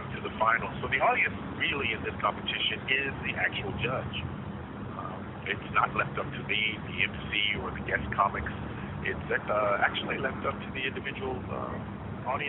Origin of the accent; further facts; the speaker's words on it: Las Vegas, Nevada, United States; moved away; also born or lived in Los Angeles; I started when I was 15 in Las Vegas, which is my hometown